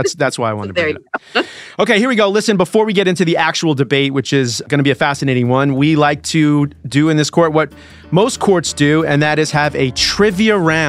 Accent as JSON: {"language": "English", "area": "Long Island", "region": "New York", "country": "United States", "said": "I'm from Long Island."}